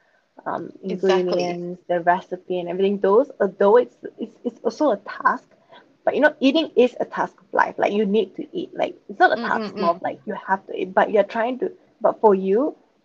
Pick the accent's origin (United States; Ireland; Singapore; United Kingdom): Singapore; I'm from Singapore